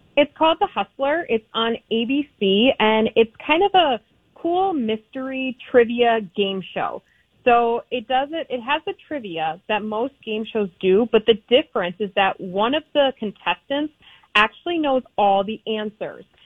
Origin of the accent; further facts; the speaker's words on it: Minnesota, United States; accent: Minnesota; my Minnesota accent